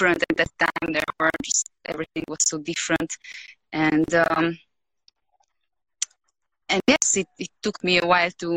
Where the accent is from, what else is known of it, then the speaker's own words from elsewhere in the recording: Romania; moved away as an adult; now in Peru; I'm Hungarian, but I was born in Romania, yep. So I lived all my life in Romania before moving to Peru.